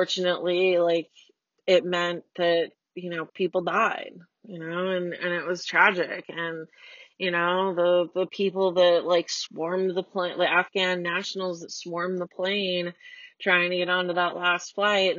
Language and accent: English; United States; I'm already an American